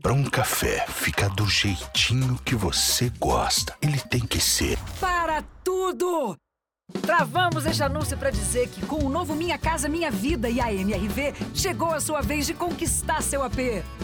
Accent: Minas Gerais, Brazil; Eu, como uma boa mineira

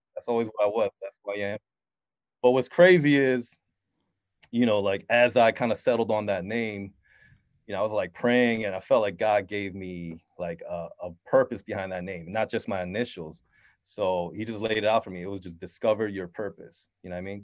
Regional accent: Syracuse, New York, United States; also born or lived in Queens, New York; I grew up in Syracuse, New York

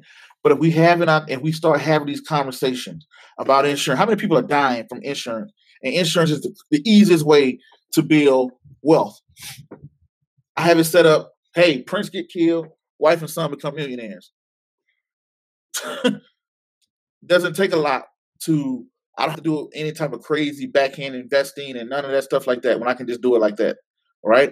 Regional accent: Waynesboro, Georgia, United States; moved away; I'm going to be in Waynesboro, Georgia, back in my hometown

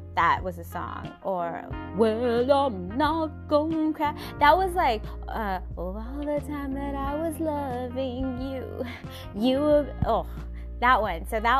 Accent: Seattle, Washington, United States; when I was growing up in Washington in Seattle, like, whenever people were going through heartbreaks, you could feel it, you know?

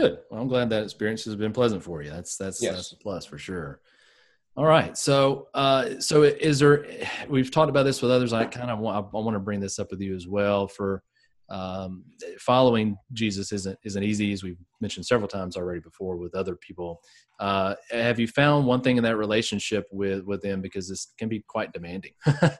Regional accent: the South, United States; in New England, as opposed to where I grew up in the South, this topic is approached very differently

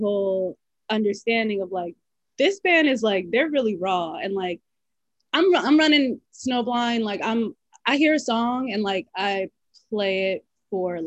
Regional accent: New York City, New York, United States; I grew up in the Bronx

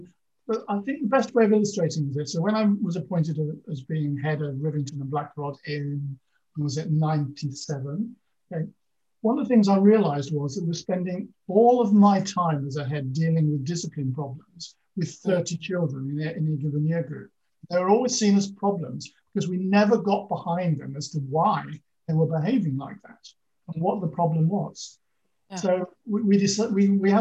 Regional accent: Lincolnshire Fens, East Midlands, United Kingdom; I grew up in the Lincolnshire Fens, so in a very rural

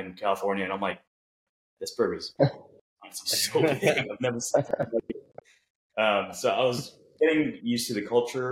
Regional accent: Cebu, Central Visayas, Philippines; also born or lived in Virginia, United States; now in Jacksonville, United States; I was born in the Philippines in this island called Cebu, which is an hour and a half plane ride down south of Manila

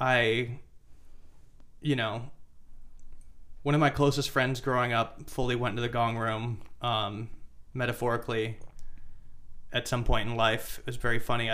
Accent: Midwest, United States; moved away; I'm from the Midwest

